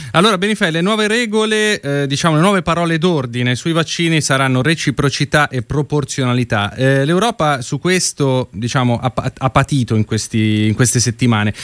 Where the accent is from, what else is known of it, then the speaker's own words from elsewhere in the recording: Lombardy, Italy; io sono lombardo